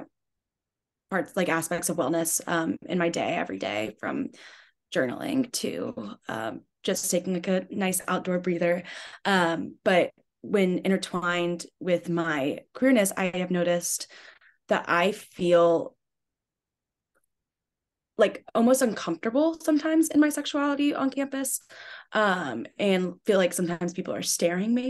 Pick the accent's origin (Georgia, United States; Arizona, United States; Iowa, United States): Georgia, United States; moved away as an adult; I'm from Georgia, deep South, very small town